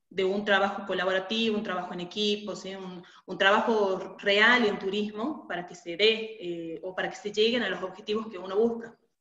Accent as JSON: {"language": "Spanish", "region": "Catamarca", "country": "Argentina", "said": "yo soy de Catamarca, de la provincia de Catamarca, de, de Argentina"}